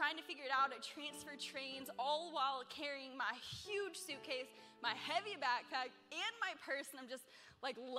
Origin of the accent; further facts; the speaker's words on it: Pennsylvania, United States; now in New York, United States; I'm from like little small town Pennsylvania